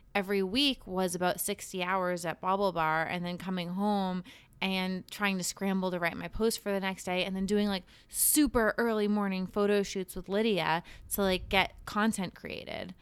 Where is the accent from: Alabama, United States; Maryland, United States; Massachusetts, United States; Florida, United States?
Massachusetts, United States; Cape Cod; also born or lived in Boston; growing up on Cape Cod